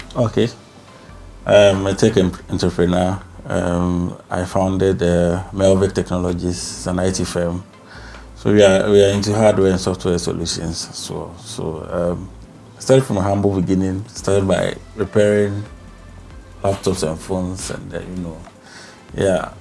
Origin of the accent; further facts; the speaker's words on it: Bibiani, Western North Region, Ghana; I was born in Bibiani, um, a town in the western region.